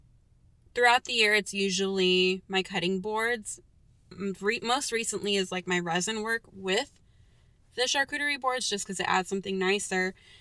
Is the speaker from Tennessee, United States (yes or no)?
no; California, United States